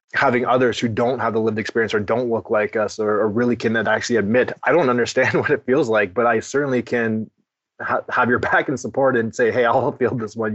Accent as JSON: {"language": "English", "town": "Ottawa", "region": "Ontario", "country": "Canada", "tie": "born or raised there", "said": "growing up in Ottawa as a kid"}